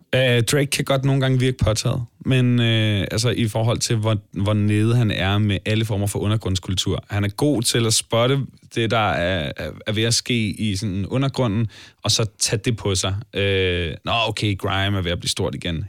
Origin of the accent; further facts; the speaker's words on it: Allinge, Capital Region of Denmark, Denmark; uanset om vi er vokset op i Toronto eller Allinge, som jeg er